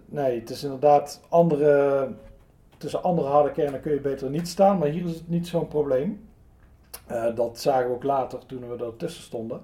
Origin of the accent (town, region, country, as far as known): Netherlands